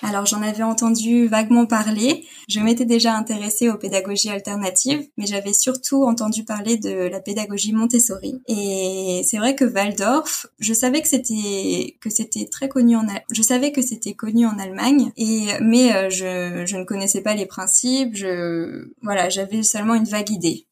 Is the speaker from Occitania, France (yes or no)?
no; Rennes, Brittany, France; moved away as an adult; now in Frankfurt, Germany; alors je dirais bretonne, donc je viens de Rennes